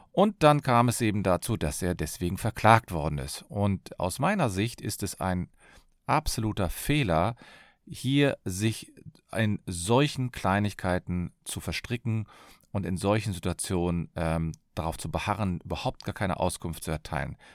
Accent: Cologne, North Rhine-Westphalia, Germany; ich bin Fachanwalt für Familienrecht, ich komme aus Köln

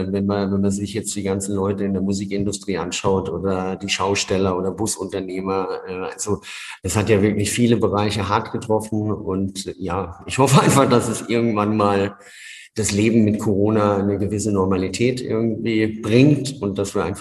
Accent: Wertheim, Baden-Württemberg, Germany; Ja, das ist das Wertheim in Franken

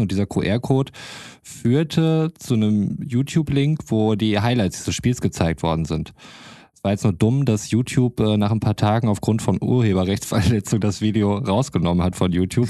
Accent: North Rhine-Westphalia, Germany; als Ostwestfale

